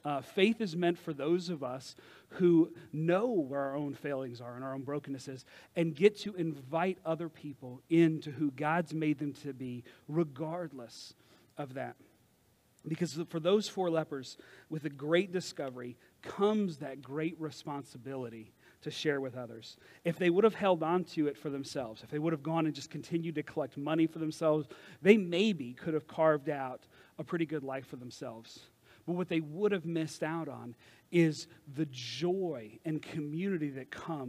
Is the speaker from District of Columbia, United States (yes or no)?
no; Kentucky, United States; I'm originally from Kentucky, but when I talk to my friends from Kentucky or I go visit, all of a sudden, I'm yawling all over the place.